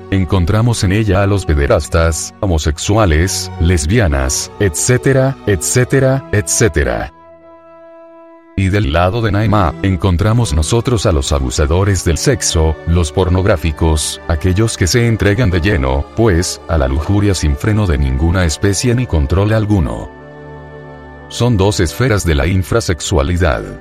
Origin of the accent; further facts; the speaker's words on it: Michoacán, Mexico; also born or lived in Mexico City; Yo soy de Cotí, Michoacán. He vivido, más que todo, en otros lugares del Distrito Federal.